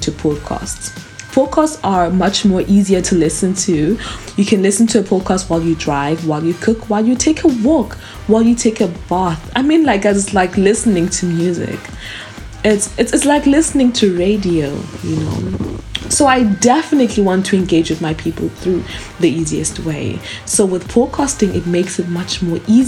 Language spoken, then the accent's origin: English; South Africa; I was born and raised in South Africa